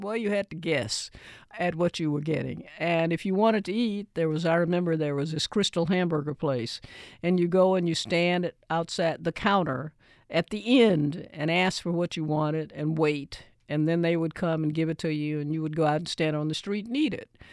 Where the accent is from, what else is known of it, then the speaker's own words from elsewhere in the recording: Nashville, Tennessee, United States; when I grew up in Nashville